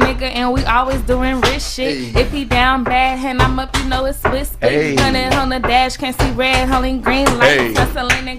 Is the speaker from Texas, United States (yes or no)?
yes; Dallas, Texas, United States; I'm from Dallas, Texas.